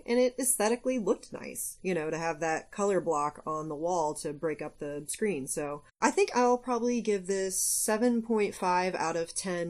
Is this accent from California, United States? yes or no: no; West Virginia, United States; I'm from West Virginia.